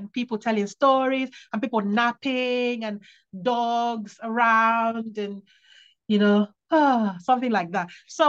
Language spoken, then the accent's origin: English; Worksop, East Midlands, United Kingdom; born there; I was born in Worksop, and so it's kind of like my local forest.